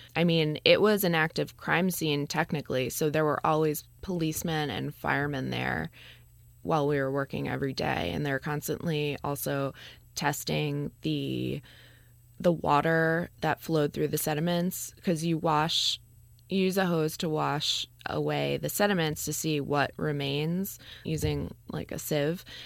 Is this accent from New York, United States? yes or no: yes; New York, United States; I grew up in New York